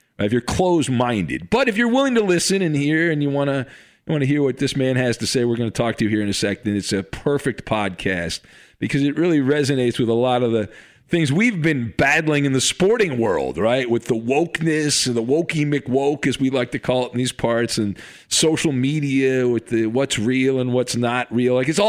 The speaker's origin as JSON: {"language": "English", "town": "Irvine", "region": "California", "country": "United States", "tie": "born or raised there", "said": "I grew up in Irvine"}